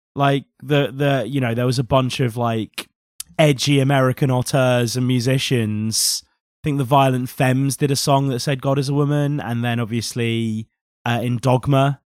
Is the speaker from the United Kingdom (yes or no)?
yes; United Kingdom; a British person